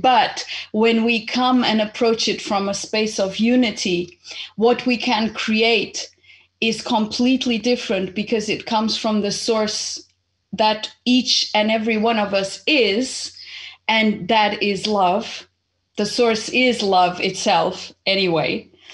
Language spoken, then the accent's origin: English; Portugal; also born or lived in Zimbabwe; I was born in Zimbabwe almost 49 years ago. And I happened to come to Portugal when I was eight because my family was originally Portuguese. And so my mom just came, brought me here